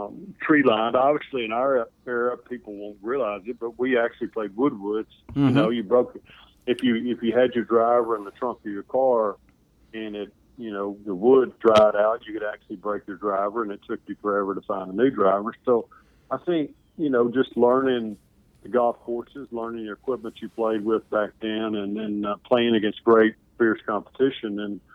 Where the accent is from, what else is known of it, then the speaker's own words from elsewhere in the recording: the South, United States; And just growing up in the South and going to Tennessee games, my dad went to Tennessee.